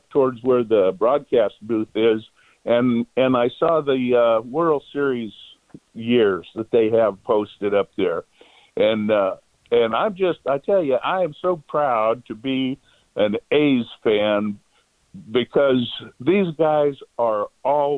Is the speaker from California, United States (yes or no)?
yes; San Bernardino, California, United States; now in Redding, United States; I grew up down in San Bernardino in SoCal